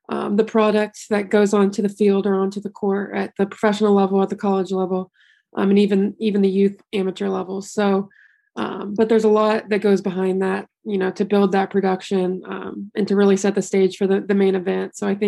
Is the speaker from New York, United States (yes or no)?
no; Louisville, Kentucky, United States; moved away; I'm very blessed to have grown up there in a place that loves basketball so much